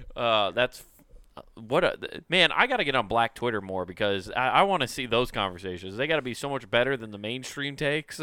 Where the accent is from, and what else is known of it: United States